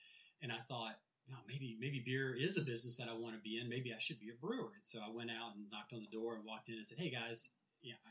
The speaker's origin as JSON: {"language": "English", "town": "New Orleans", "region": "Louisiana", "country": "United States", "tie": "born or raised there", "said": "I grew up in New Orleans"}